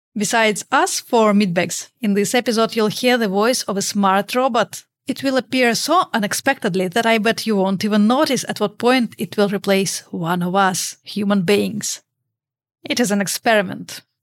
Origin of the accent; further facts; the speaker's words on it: Russia; English is a second language; moved away as an adult; now in Europe; I'm from Russia. You could already tell that by my tough accent. But now I live in Europe